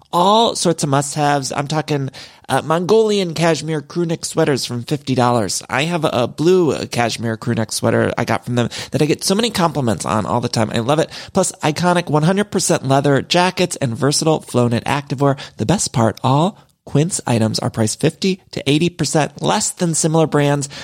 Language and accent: English; Midwest, United States; also born or lived in California; now in Los Angeles, United States